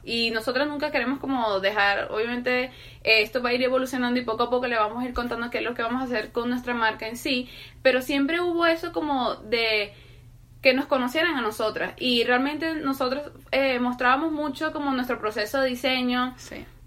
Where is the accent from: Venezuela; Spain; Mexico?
Venezuela; moved away; also born or lived in Colombia; para nosotros como venezolanos era muy común tener amigos, vecinos que fueran colombianos